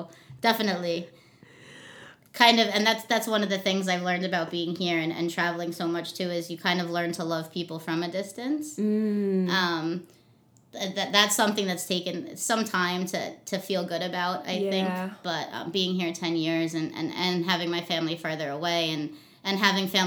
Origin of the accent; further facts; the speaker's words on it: Long Island, New York, United States; moved away as an adult; now in Hawaii, United States; I was born in New York, originally from Long Island, New York. But I've been in Hawaii August 15th, I actually believe it was 10 years since I moved here. So this is definitely my home, but I'm definitely New York bred